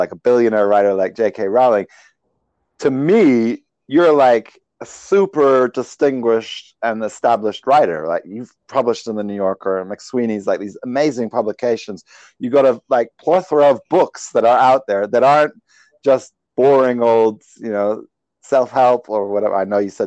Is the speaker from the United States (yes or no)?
no; Sweden; moved away; I was born in Sweden.